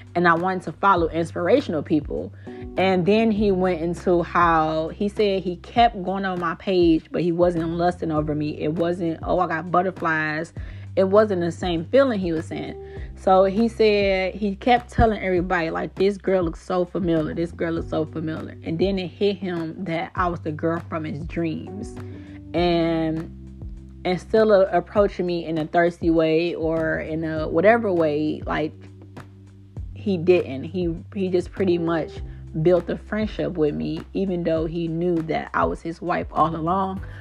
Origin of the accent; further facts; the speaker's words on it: Detroit, Michigan, United States; I'm from Detroit, Michigan